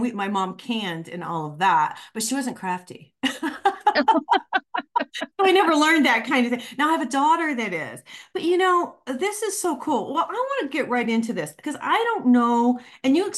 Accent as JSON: {"language": "English", "area": "Michigan and Ohio", "region": "Midwest", "country": "United States", "tie": "born or raised there", "moved": "yes", "said": "I grew up in Michigan and Ohio."}